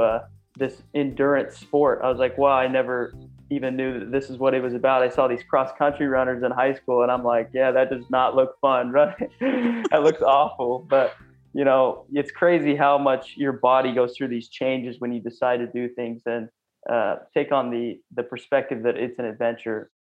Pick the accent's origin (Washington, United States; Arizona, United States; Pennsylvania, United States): Washington, United States; Clarkston; I'm from a small town, a rural blue collar work town in Clarkston, Washington, um, known as the LC Valley